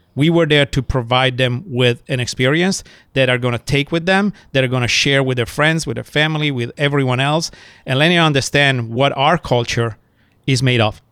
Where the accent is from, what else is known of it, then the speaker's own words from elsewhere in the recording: Italy; moved away; I was born in Italy, seven generation in hospitality. My mom was a fantastic chef in Italy